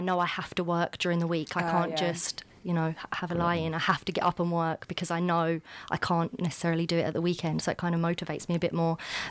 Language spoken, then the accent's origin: English; Kent, South East England, United Kingdom; moved away as an adult; now in Aberdeen, United Kingdom; I'm from Kent.